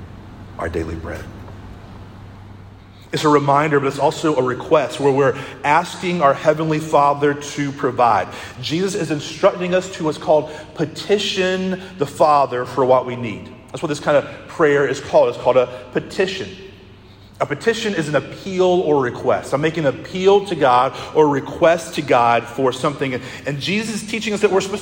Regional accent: Conway, United States; I grew up in Conway

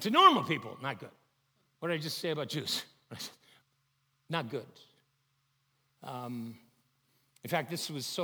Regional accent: Chicago, Illinois, United States; I grew up in Chicago

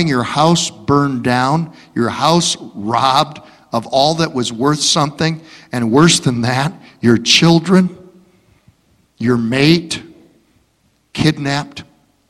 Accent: Detroit, Michigan, United States; where are you from? I say, Detroit.

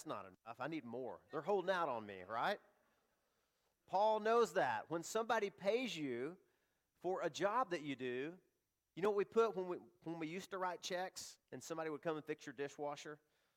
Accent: the South, United States; I grew up in the South, and there were little mom and pop shops everywhere

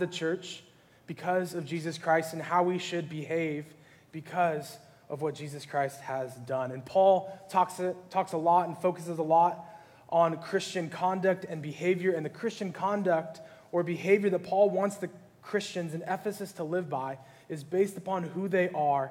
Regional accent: California, United States; I grew up here in California

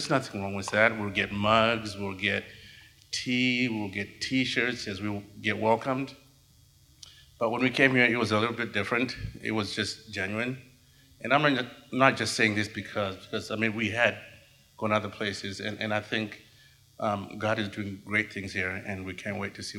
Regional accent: Nebraska, United States; also born or lived in Mississippi; We came from Nebraska not knowing anybody in here.

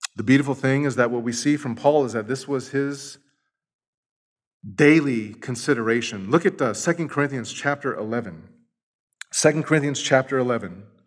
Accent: Los Angeles, California, United States; moved away; I'm from East L A." And we just start talking it up because we're from the same hood

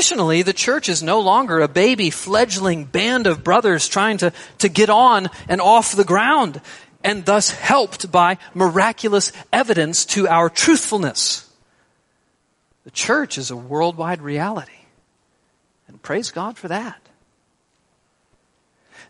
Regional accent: Texas, United States; I'm a Texan

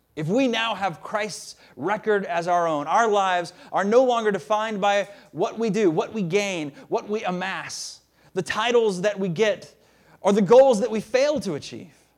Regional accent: the South, United States; moved away; I'm a Southerner. I, I try to hide it a lot of the times, but it's true. I am. I'm from the South

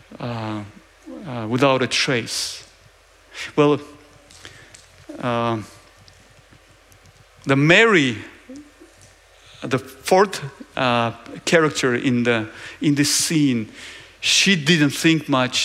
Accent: Georgia; I'm from Georgia

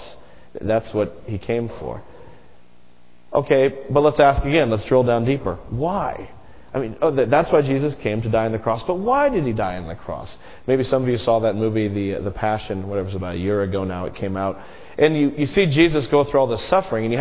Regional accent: United States; American Christians

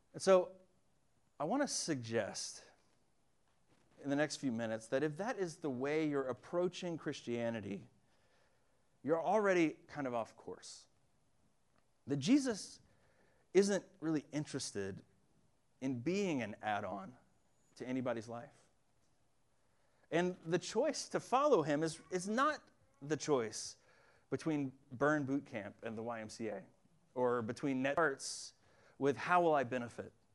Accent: Winston-Salem, North Carolina, United States; born or raised there

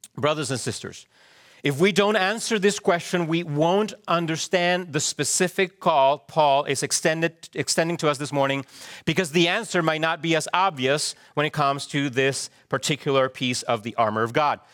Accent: Chile; moved away; I also remember growing up in Chile how our schools would do earthquake drills

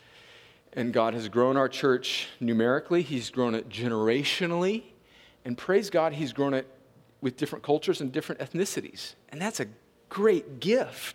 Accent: United States; I'm American

